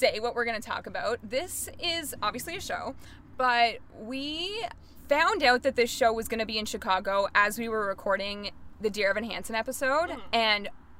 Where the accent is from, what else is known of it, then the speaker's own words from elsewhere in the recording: Canada; Even though we're Canadian